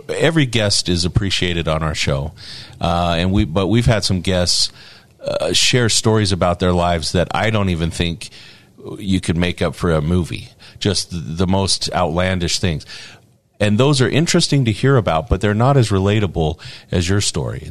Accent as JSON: {"language": "English", "town": "Morgan", "region": "Utah", "country": "United States", "said": "I'm from Morgan"}